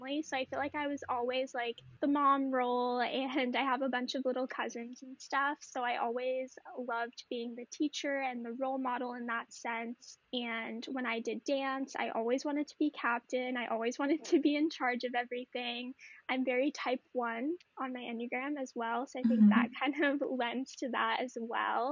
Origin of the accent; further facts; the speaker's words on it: New Orleans, Louisiana, United States; now in Northern California, United States; I am originally from New Orleans, Louisiana, but now I live in Northern California